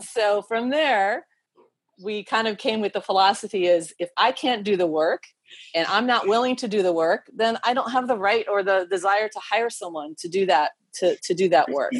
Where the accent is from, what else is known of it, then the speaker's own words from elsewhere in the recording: United States; moved away as an adult; I'm also American. I'm a dual citizen now.